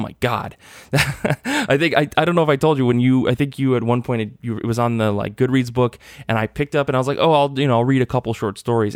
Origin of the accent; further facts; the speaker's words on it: Midwest Michigan, United States; growing up in Midwest Michigan